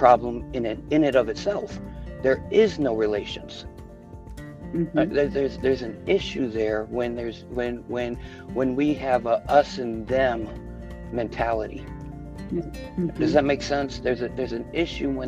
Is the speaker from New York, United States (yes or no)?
yes; Buffalo, New York, United States; moved away as an adult; also born or lived in the South (US); now in Southern United States; I was born in Buffalo, New York, in a time, I guess, where it was called white flight was taking place, where my dad bought a house in a mixed community